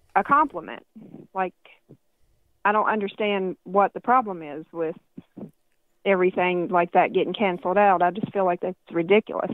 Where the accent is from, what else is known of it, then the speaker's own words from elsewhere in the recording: United States; as an American citizen